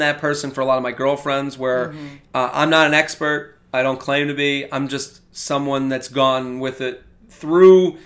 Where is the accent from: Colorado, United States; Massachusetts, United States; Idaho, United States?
Massachusetts, United States; Needham; moved away as an adult; also born or lived in Pennsylvania; I'm from Needham, and then I moved here